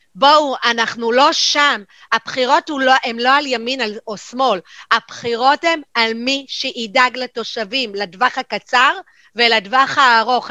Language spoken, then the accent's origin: Hebrew; Jerusalem, Jerusalem District, Israel; now in Haifa, Israel; אני ירושלמית במקור